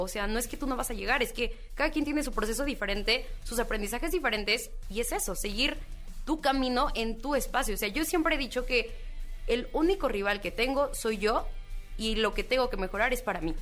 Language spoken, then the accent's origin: Spanish; Mexico